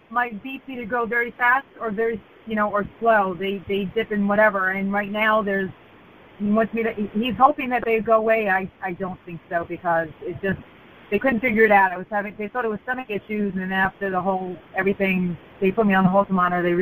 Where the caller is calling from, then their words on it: Fort Lauderdale, Florida, United States; I'm from Fort Lauderdale.